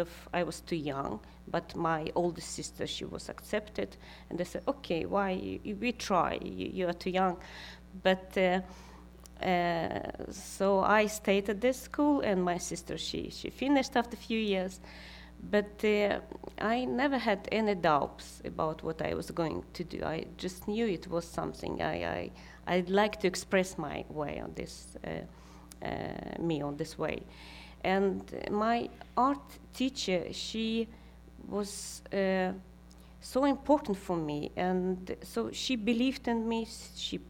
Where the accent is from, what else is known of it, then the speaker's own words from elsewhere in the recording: Karaganda, Karaganda Region, Kazakhstan; English is a second language; now in Sweden; I live in Sweden now, last 26 years. But I was born in Karaganda. If now it's Kazakhstan, but I say it's Soviet Union.